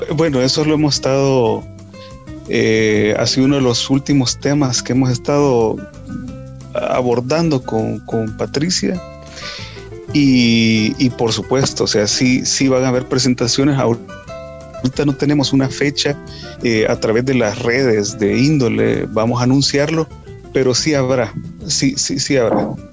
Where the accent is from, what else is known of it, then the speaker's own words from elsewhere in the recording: El Salvador; somos salvadoreños, sentimos esa identificación